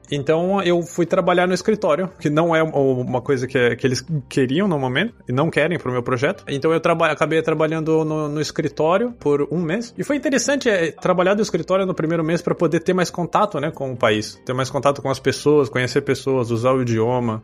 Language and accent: Portuguese; Brazil; moved away as an adult; now in Poland; mesmo sendo brasileiro